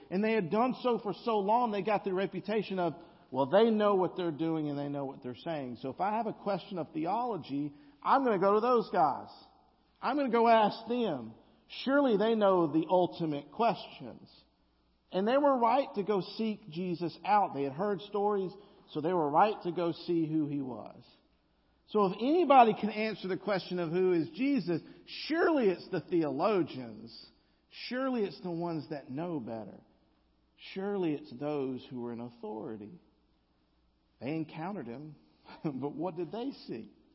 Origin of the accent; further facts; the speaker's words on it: the South, United States; accent: Southern drawl (implied)